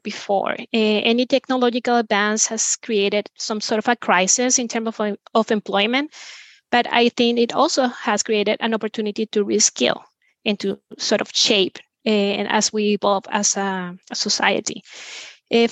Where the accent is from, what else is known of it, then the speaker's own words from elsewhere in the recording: Venezuela; now in Spain; I'm originally from Venezuela, but I've been living in Spain for over 15 years